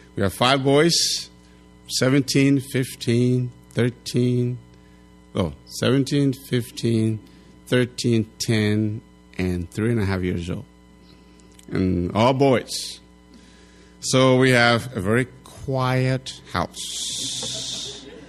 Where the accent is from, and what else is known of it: Liberia; now in United States